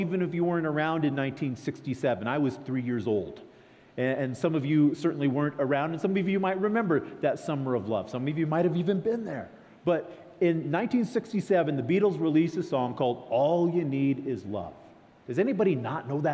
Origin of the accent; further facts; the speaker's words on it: California, United States; I come from California.